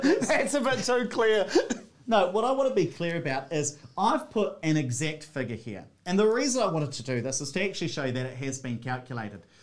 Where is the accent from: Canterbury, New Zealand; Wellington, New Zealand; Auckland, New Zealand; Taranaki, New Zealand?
Taranaki, New Zealand; Hawera; growing up in Hawera in South Taranaki